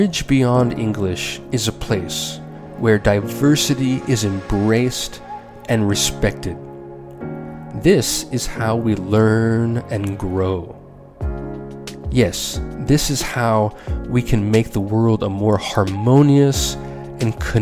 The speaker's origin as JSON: {"language": "English", "country": "United States", "said": "As an American"}